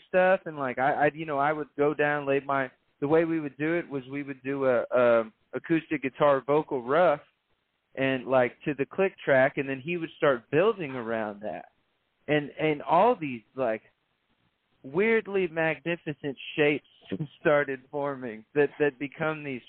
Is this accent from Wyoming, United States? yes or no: no; San Antonio, Texas, United States; moved away as an adult; also born or lived in Nashville; I'm from San Antonio.